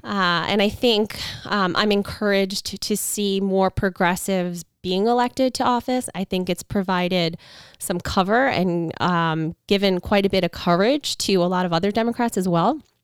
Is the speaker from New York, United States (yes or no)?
yes; Long Island, New York, United States; I was born and raised in Long Island. I live here now with my family